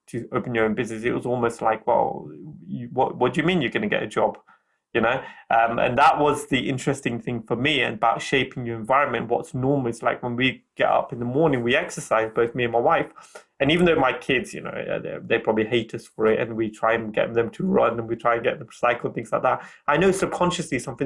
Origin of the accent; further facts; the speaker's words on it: United Kingdom; I'm from an Indian background. So my Indian culture is very strong. But then I have a British culture as well, because I'm born here